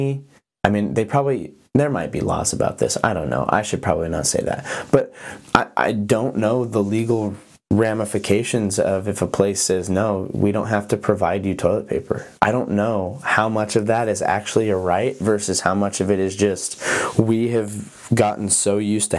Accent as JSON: {"language": "English", "region": "Montana", "country": "United States", "tie": "born or raised there", "also_born_or_lived": "Oregon", "moved": "as an adult", "said": "I grew up in Montana but went to college in Oregon"}